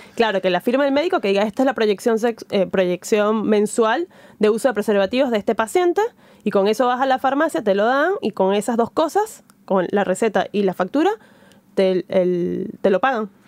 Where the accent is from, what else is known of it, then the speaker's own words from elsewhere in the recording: Venezuela; moved away; estando lejos, muy pocas veces eh, me conecto con, Venezuela